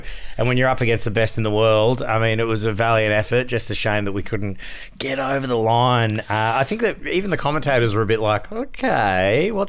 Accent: Australia; which is so frustrating as an Aussie sports fan because I'm like, you just ruined what she's been working hard for.

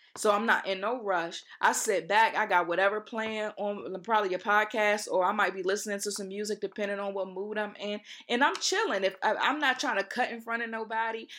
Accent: Accokeek, Maryland, United States; also born or lived in Baltimore, Maryland; I'm from Accokeek, Maryland

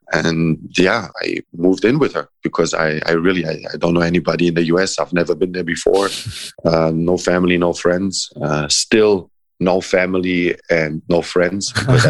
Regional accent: Croatia; English is a second language; also born or lived in Italy / Germany; like maybe because I'm half a gypsy myself and I grew up a little bit in Croatia. I spent some time growing up in Italy. I spent some time growing up in Germany.

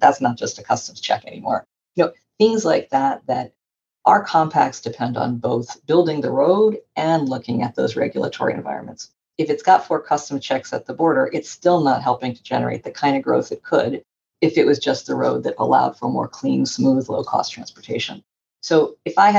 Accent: Northwest Florida, United States; I grew up in Northwest Florida, which is a part of the US.

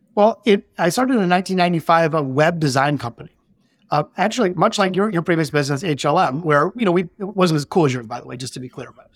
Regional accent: Detroit, Michigan, United States; we're both from Detroit, born in the city

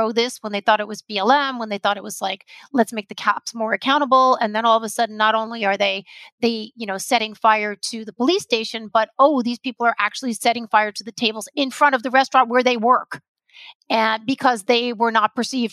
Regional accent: United States; also born or lived in Portland, Oregon / New York City / Los Angeles; as an American to be with my people

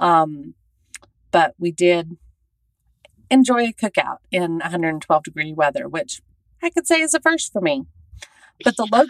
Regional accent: Southern United States, United States; moved away; I'm a Southerner living out here.

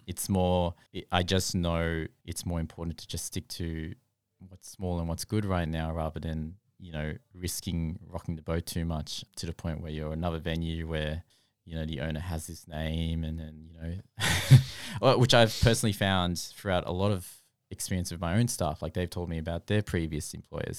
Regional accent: Australia; growing up in Australia

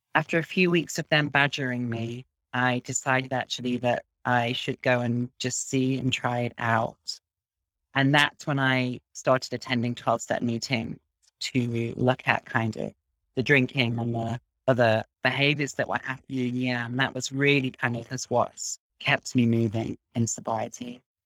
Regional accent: Midlands, United Kingdom; now in Berlin, Germany; I'm from England, from a small town in the Midlands, which is in the middle of the country

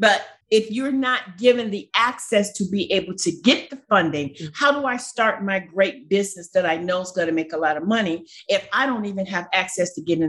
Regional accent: Cleveland, Ohio, United States; You know, I'm from Cleveland, Ohio.

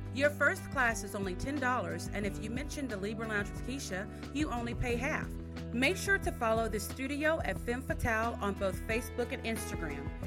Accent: Dickinson, Texas, United States; Dickinson, which is this, my hometown where we have our studio and our boutique

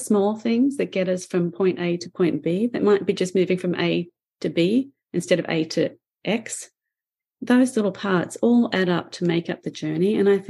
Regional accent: Australia; accent: Australian; now in Canada; So I've been here for 33 years in Canada now. So my accent does not belong to Australia, and it doesn't belong in Canada

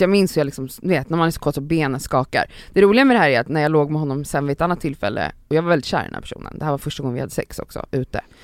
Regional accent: Stockholm, Stockholm County, Sweden; i ett villområde typ där jag växte upp mellan så här, eh, Älvsjö, Örby och Östberga

